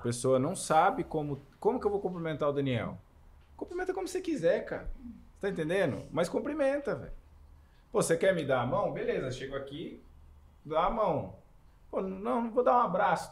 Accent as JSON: {"language": "Portuguese", "town": "Camanducaia", "region": "Minas Gerais", "country": "Brazil", "tie": "born or raised there", "said": "eu cresci em Camanducaia, Minas Gerais"}